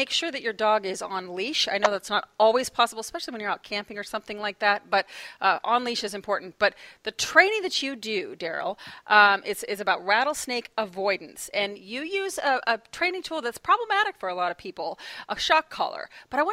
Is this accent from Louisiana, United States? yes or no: no; Oklahoma, United States; now in Pacific Northwest, United States; I'm originally from Oklahoma.